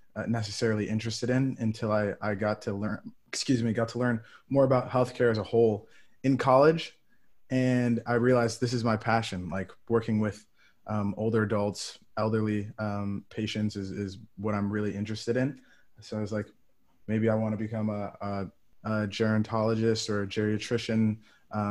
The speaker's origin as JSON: {"language": "English", "town": "Ann Arbor", "region": "Michigan", "country": "United States", "tie": "born or raised there", "moved": "as an adult", "lives_now": "New England, United States", "said": "I'm from Ann Arbor, Michigan. So I grew up not too far from the University of Michigan."}